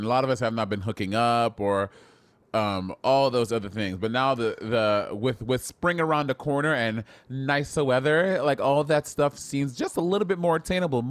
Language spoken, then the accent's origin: English; United States; as an American, I am not well-versed in the royal family and the monarchy